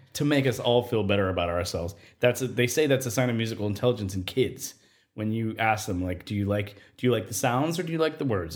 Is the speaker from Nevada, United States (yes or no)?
yes; Nevada, United States; moved away as an adult; I grew up in Nevada and I, I spent more than half my life outdoors until I was age eighteen.